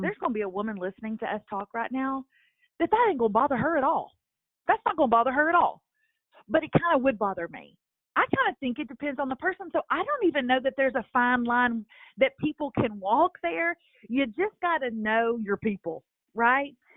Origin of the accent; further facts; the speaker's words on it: Lufkin, Texas, United States; moved away as an adult; also born or lived in Nashville; I moved back to my hometown, my small hometown of Lufkin, Texas